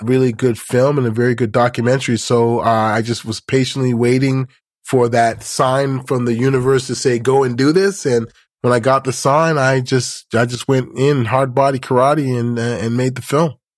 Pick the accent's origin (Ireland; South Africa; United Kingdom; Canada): Canada; as a Canadian